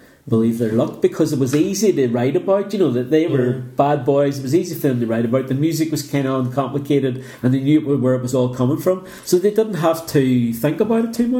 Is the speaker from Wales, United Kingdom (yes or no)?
no; Northern Ireland, United Kingdom; we came from Northern Ireland